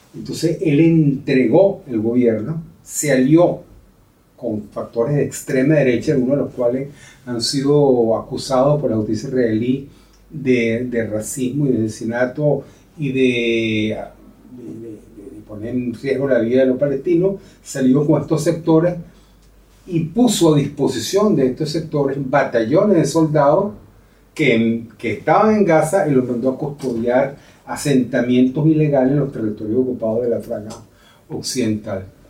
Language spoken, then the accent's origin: Spanish; Venezuela; moved away as an adult; now in Spain; como venezolano